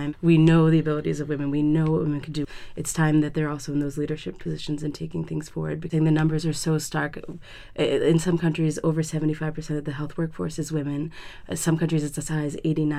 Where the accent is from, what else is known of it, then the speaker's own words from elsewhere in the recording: New Jersey, United States; I'm from New Jersey in the United States